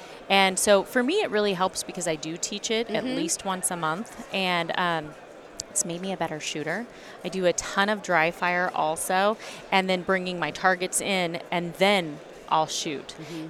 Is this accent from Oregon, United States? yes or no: yes; Oregon, United States; now in California, United States; So born and raised in Northern California, which is very much like Oregon, where I'm from.